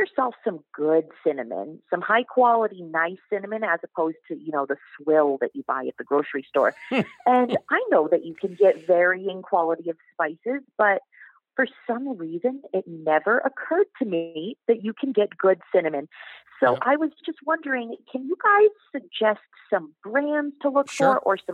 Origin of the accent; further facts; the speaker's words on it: New Hampshire, United States; now in Guatemala; I'm actually calling from Guatemala, though I'm from New Hampshire.